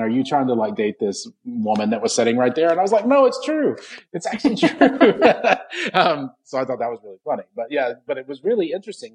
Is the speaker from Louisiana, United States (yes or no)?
no; Odessa, Texas, United States; now in Raleigh, United States; I grew up in West Texas, um, in Odessa, Texas, actually